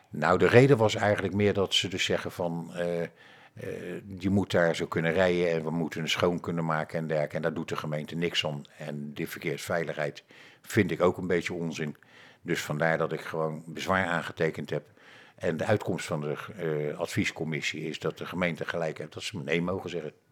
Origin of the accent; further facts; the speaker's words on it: The Hague, South Holland, Netherlands; now in Roswinkel, Netherlands; Ik ben geboren en getogen Hagenees. Ben daar altijd werkzaam geweest.